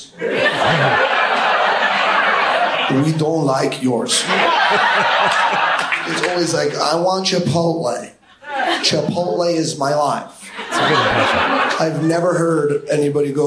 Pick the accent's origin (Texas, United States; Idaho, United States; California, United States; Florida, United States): Florida, United States; Miami; I grew up in Miami.